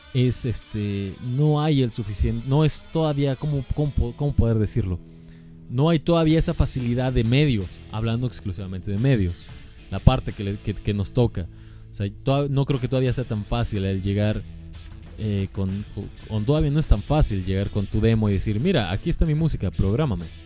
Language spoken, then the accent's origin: Spanish; Guadalajara, Jalisco, Mexico; Nosotros somos de acá, de Guadalajara